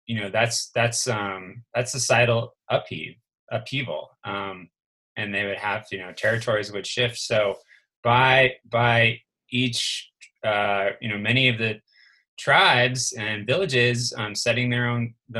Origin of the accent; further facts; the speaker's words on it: California, United States; moved away as an adult; I left California after high school, and I didn't really ever come back to live.